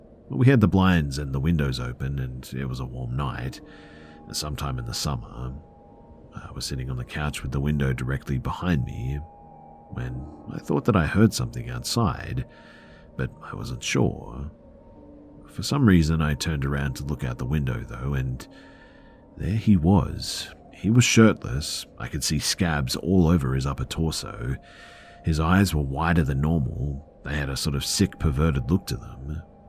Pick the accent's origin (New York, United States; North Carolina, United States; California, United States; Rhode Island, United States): California, United States; also born or lived in Atlanta, United States; So, I'm from California, but me and my family lived in Atlanta for about 2 years, from 15 to 17 years old.